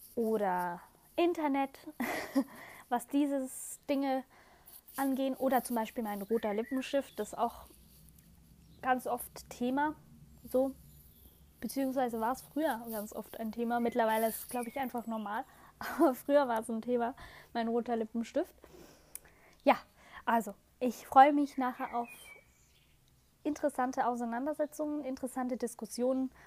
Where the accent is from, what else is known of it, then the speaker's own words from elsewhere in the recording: Switzerland; Bei uns in der Schweiz, wir sagen immer Spargeln, beziehungsweise Spargle